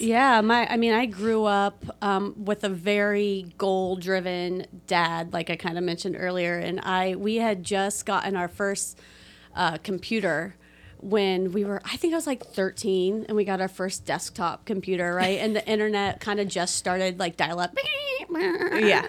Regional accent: Delphi, Indiana, United States; also born or lived in West Lafayette; I was raised here in Delphi

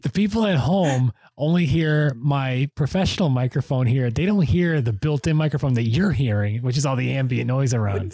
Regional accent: near Worcester, Massachusetts, United States; our closest city from where we grew up in Worcester, Massachusetts

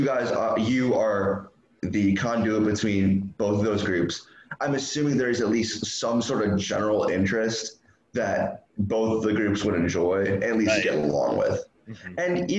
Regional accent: Illinois, United States; moved away as an adult; also born or lived in Tucson, Arizona; I'm from Illinois, went to school at the U of A.

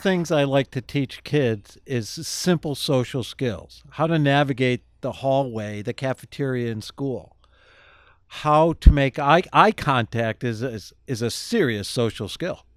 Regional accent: Kenmore, United States; I grew up in Kenmore in a two parent, upper middle class family

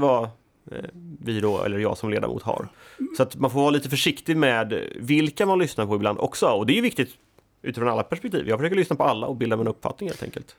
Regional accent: Sweden; moved away; also born or lived in Gothenburg; jag är född och uppvuxen i Småland, på landsbygden, flyttade till Göteborg.

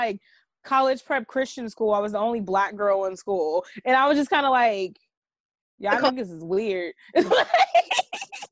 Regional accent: Los Angeles, California, United States; I'm from the hood. I'm from, like, 95th in Vermont.

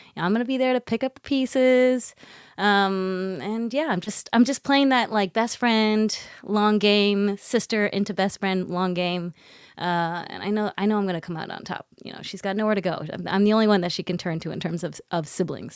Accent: Botswana; We're from Botswana

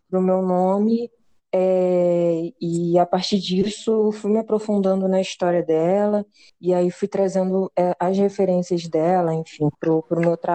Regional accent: Rio de Janeiro, Brazil; sou rapper, sou aqui de Campo Grande, Zona Oeste, é isso, eu acho.

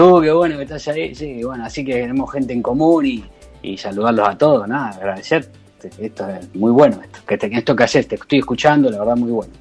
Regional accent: Rosario, Santa Fe, Argentina; also born or lived in Brazil; now in Santa Cruz de Tenerife, Spain; salí de Rosario hace un montón. Yo viví muchos años en Brasil también, primero.

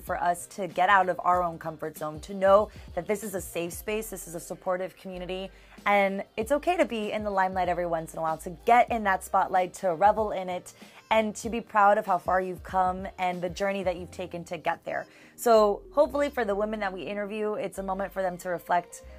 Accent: Miami, Florida, United States; now in Tallahassee, United States; I'm originally from Miami, and I currently right now live in Tallahassee

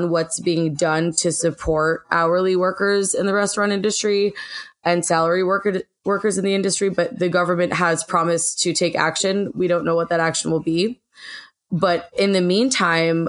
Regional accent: Western Massachusetts, United States; moved away as an adult; also born or lived in New York City; I'm from Western Massachusetts in the middle of the goddamn woods.

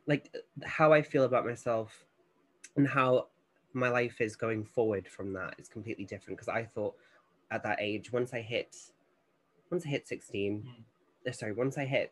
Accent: Newcastle upon Tyne, North East England, United Kingdom; now in London, United Kingdom; where I was at growing up in Newcastle

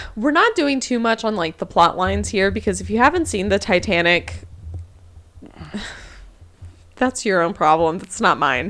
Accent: United States; I am American.

